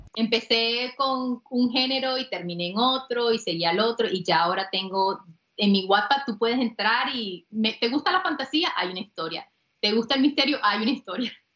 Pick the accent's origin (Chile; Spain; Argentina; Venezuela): Venezuela; Campo Lara, Zulia; now in North Carolina, United States; yo soy de un pueblito muy pequeño en Venezuela, en el Zulia, que se llama Campolara